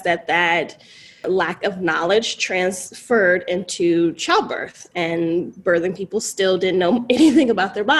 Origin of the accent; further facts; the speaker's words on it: North Carolina, United States; moved away as an adult; now in Los Angeles, United States; I'm originally from North Carolina, and I heard about birth work and doula work at 19